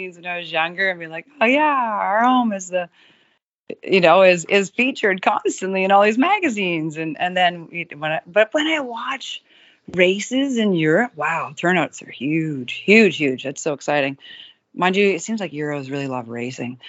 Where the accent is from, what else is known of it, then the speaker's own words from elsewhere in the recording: Kamloops, British Columbia, Canada; I was born 4 hours away. But we had friends that had a cabin here, and so like I grew up in Kamloops